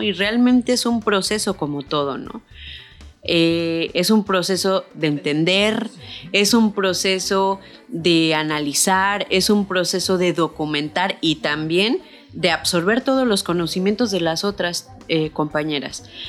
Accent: San Luis Potosí, Mexico; moved away as an adult; now in Cancún, Mexico; yo nací en San Luis Potosí, eh, me fui a Cancún

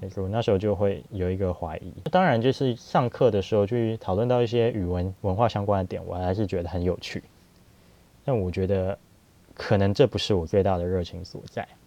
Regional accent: Taiwan; 我们就是台湾的

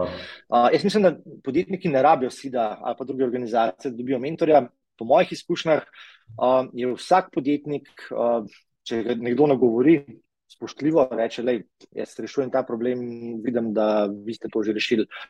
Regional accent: Tržič, Upper Carniola, Slovenia; jaz sem iz Tržiča

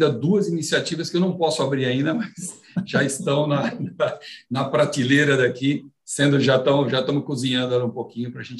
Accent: Afula, Northern District, Israel; born there; É, eu nasci em Afula, em Israel.

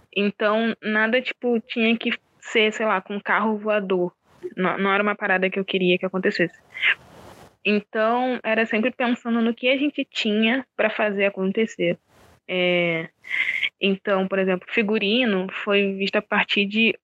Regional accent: Rio de Janeiro, Brazil; eu sou de Oswaldo Cruz, né? Aqui do subúrbio do Rio

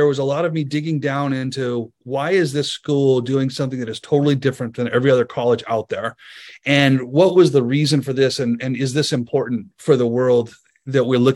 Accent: United States; as an American

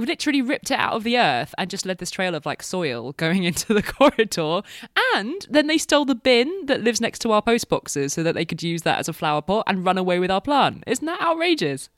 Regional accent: United Kingdom; I'm British

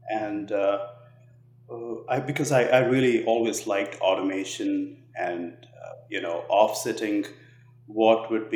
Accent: Hyderabad, Telangana, India; also born or lived in United States; now in Nashville, United States; So I was born in a little, in a tier two city, but I grew up in a city called Hyderabad, which is one of the largest cities in India.

